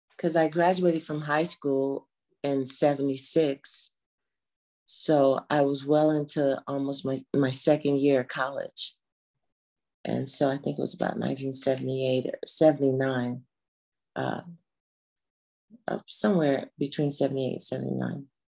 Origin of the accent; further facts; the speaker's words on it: Los Angeles, California, United States; I'm originally uh, born and raised in Los Angeles